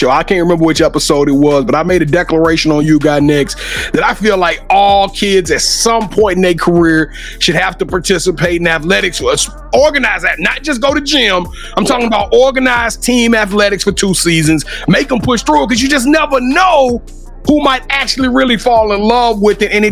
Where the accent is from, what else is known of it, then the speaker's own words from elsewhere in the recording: Louisiana, United States; You know, I'm from Louisiana. I'm from Louisiana